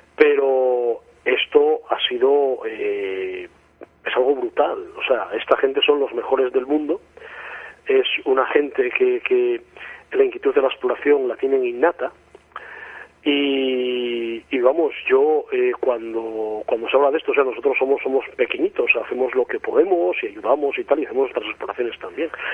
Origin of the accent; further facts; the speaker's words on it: Asturias, Spain; yo soy asturiano, vivo en Asturias